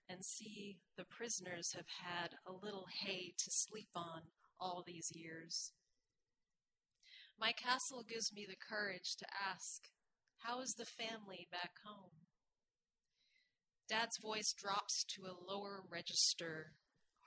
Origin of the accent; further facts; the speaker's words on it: New York City, New York, United States; I was born in Queens